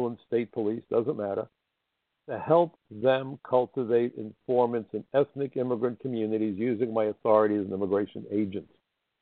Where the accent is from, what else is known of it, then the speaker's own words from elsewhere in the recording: United States; I am an American